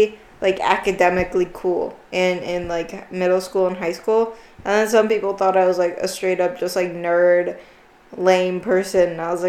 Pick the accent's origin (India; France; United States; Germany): India; And as an Indian watching the TV show, it's not that I didn't like it, but it's that I still couldn't relate to it.